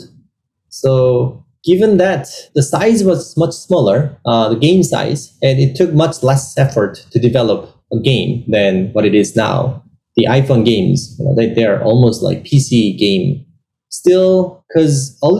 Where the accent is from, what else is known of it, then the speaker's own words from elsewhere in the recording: South Korea; moved away as an adult; now in California, United States; I was born in South Korea and I grew up there